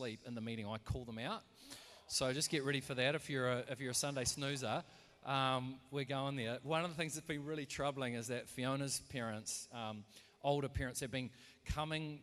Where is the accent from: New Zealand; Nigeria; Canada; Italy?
New Zealand; we're from New Zealand, so we support the All Blacks